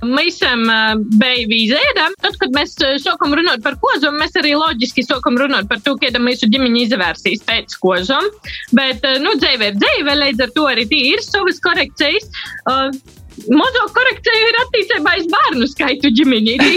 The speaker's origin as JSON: {"language": "Latvian", "town": "Rogovka", "region": "Latgale", "country": "Latvia", "tie": "born or raised there", "said": "Mēs esam izauguši ar dažu kilometru atšķirību. Es esmu no Rogovas, kas ir no Ilžukolna pogosta gailumiem"}